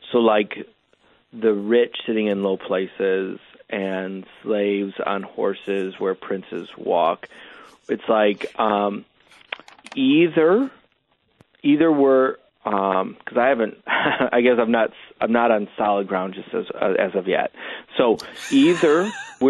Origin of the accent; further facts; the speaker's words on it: United States; As an American